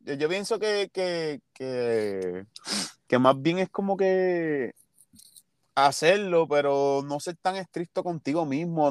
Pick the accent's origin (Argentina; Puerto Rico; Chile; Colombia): Puerto Rico; Ponce; yo soy de Ponce